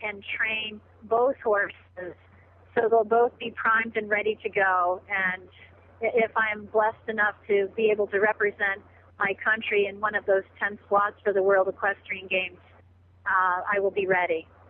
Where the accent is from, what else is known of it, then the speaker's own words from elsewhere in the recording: New York, United States; I've been a lifelong equestrian, uh, growing up in New York State